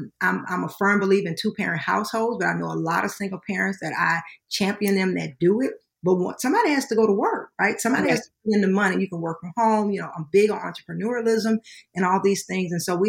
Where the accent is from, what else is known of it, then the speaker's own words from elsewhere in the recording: Baton Rouge, Louisiana, United States; We're from Baton Rouge, Louisiana. That's what my husband and I are originally from.